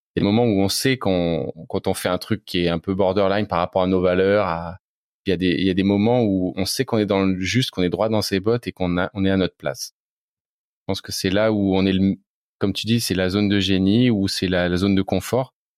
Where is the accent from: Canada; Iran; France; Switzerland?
France; Reims, Grand Est; j'ai l'impression d'avoir été imprégné depuis l'enfance hein, par mes parents qui, euh, alors c'était dans les années 90, cherchaient à construire une maison en bois dans la région où on était, en Champagne-Ardenne. On est de Reims.